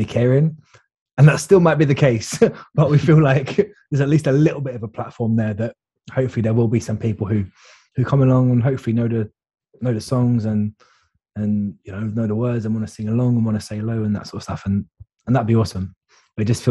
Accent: London, United Kingdom; now in Cheltenham, United Kingdom; So I live in Cheltenham, but I grew up in London

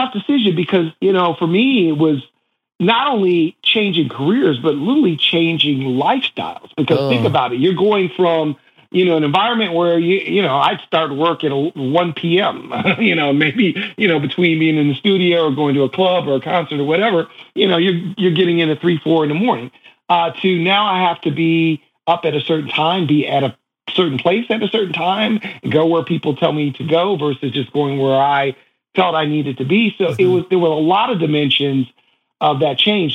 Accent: Shaker Heights, Ohio, United States; moved away; I was a kid from Shaker Heights, Ohio

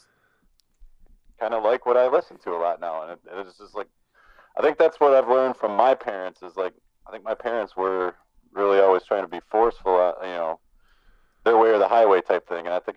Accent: Michigan, United States; also born or lived in Louisiana / Pontiac, Michigan / Clarkston, Michigan; I was born in Louisiana. Moved to the Detroit, Clarkston area. Like we lived in Pontiac for a few years and then Clarkston. So I only lived in Louisiana for about a year, and then that area of Michigan until sixth grade, I think, or going into sixth grade when we moved up north.

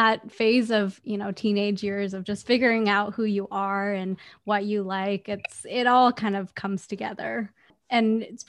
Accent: Vancouver, British Columbia, Canada; also born or lived in China; So I was born in China and moved to Vancouver when I was 4.

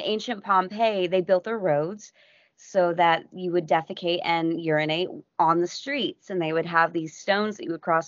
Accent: United States; I'm an American

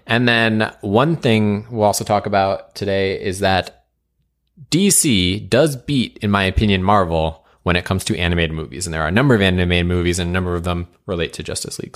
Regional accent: New England, United States; we grew up in New England

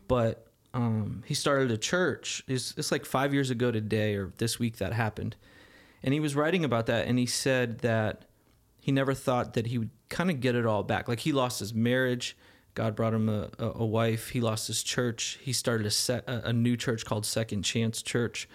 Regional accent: Arizona, United States; moved away; growing up in Arizona

